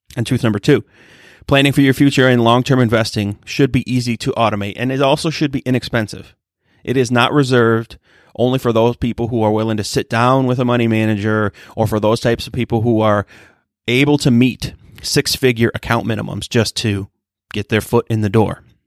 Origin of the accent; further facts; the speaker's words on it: Michigan, United States; I'm from Michigan